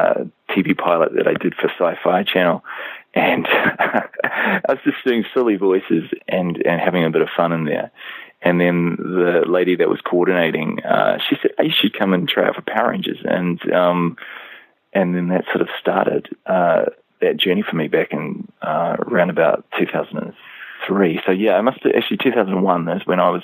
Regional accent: New Zealand; down here in New Zealand

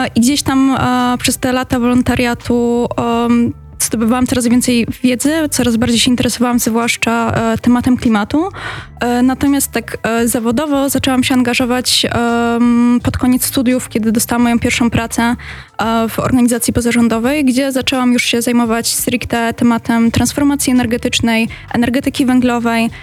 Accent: Katowice, Silesian Voivodeship, Poland; ja akurat e, pochodzę z Katowic

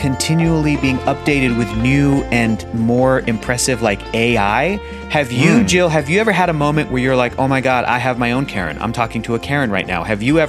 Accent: Southern California, United States; You know, I'm from Southern California.

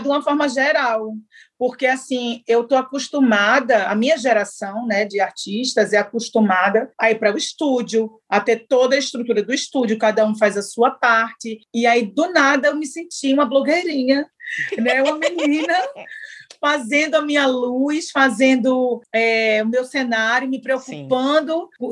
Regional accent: Northeast Brazil, Brazil

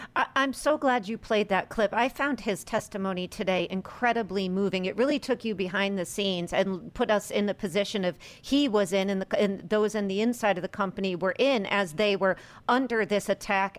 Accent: United States; as an American and a political scientist

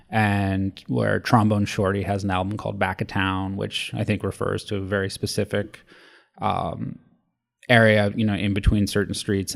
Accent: Los Angeles, California, United States; my childhood growing up in Los Angeles

